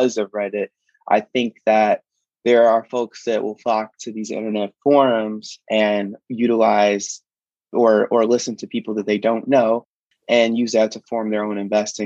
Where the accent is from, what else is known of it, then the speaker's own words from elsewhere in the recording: Chicago, Illinois, United States; I grew up on the south side of Chicago